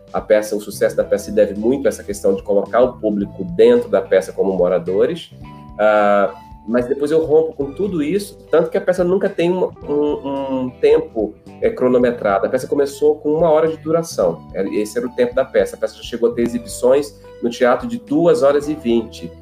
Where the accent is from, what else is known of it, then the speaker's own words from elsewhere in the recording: Gravatá, Pernambuco, Brazil; moved away; Eu sou natural de Gravatar, uma cidade do interior, no Agreste Pernambucano